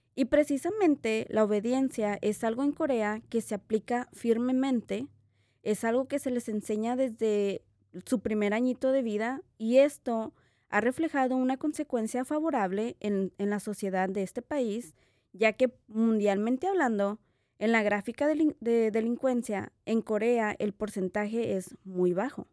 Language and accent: Spanish; Mexico; como latina, como mexicana